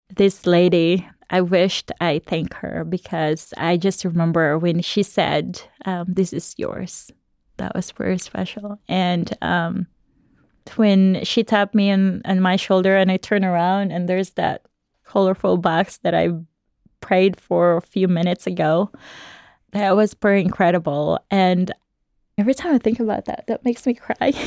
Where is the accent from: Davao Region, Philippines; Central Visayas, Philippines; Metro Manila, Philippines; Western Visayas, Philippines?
Central Visayas, Philippines; Cebu City; I grew up in Cebu, Philippines